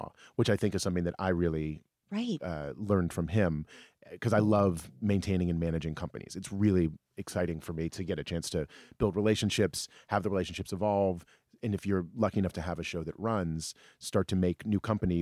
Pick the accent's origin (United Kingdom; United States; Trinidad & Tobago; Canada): United States; Alexandria, Virginia; we grew up in Alexandria, Virginia, suburb of D.C.